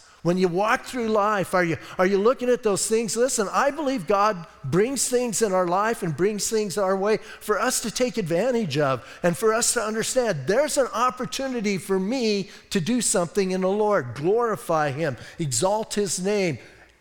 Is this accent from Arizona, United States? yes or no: yes; Bisbee, Arizona, United States; I'm from Bisbee.